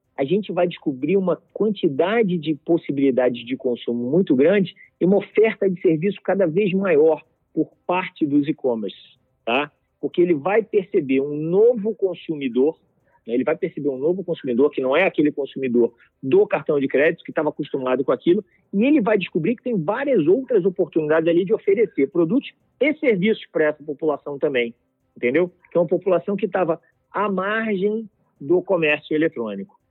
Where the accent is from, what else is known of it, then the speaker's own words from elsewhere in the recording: Brazil; nós aqui como brasileiros e como indústria